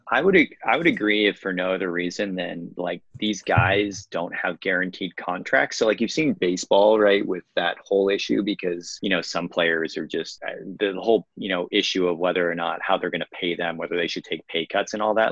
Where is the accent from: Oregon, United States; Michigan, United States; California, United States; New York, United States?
California, United States; Bay Area; I live in the Bay Area, born in the Bay Area